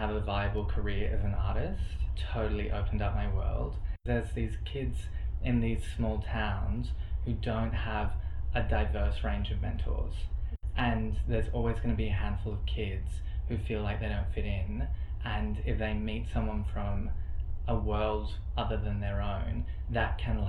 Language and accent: English; Wollongong, New South Wales, Australia; I grew up in Wollongong.